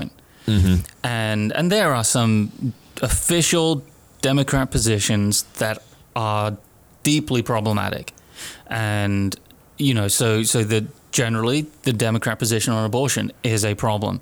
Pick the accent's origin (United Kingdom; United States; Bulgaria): United Kingdom; here as a Brit